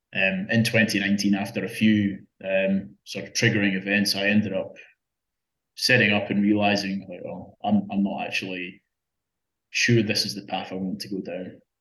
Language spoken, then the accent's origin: English; Scotland, United Kingdom; moved away as an adult; now in Australia; I'm, I'm not from here in Australia. I, I, I grew up in Scotland.